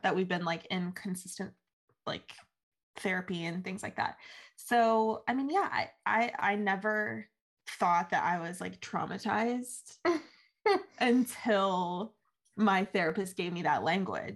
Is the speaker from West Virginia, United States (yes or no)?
yes; Huntington, West Virginia, United States; I'm from Huntington, born and raised